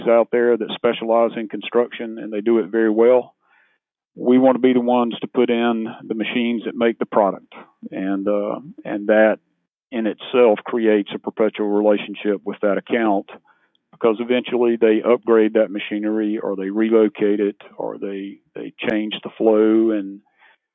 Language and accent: English; Laurens County, South Carolina, United States; now in Anderson, United States; Small town guy. I grew up in Lawrence County